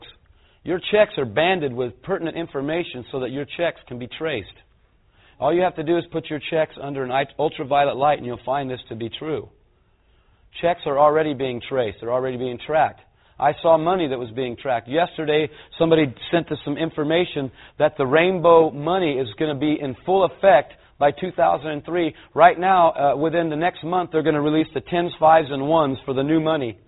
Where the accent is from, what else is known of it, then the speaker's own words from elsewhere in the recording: California, United States; I'm a Californian